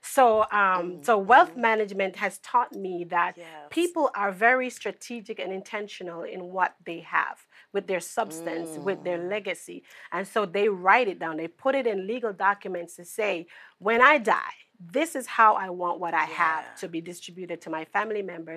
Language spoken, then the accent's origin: English; Jamaica; I grew up in Jamaica.